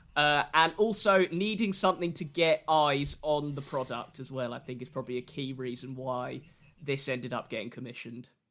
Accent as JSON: {"language": "English", "area": "Sussex", "region": "South East England", "country": "United Kingdom", "said": "I'm from Sussex"}